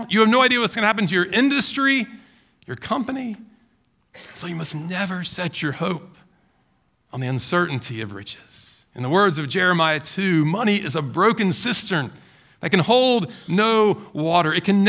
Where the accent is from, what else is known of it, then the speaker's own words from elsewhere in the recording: Baton Rouge, Louisiana, United States; You know, I grew up in Baton Rouge. You know, Mardi Gras is a big holiday down there, right?